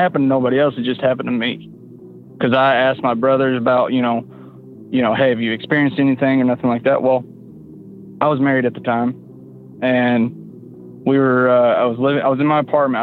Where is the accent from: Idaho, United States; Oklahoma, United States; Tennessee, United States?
Oklahoma, United States; accent: Oklahoma; also born or lived in upstate New York; now in New York, United States; Oh, I live in upstate New York, but I'm originally from Oklahoma.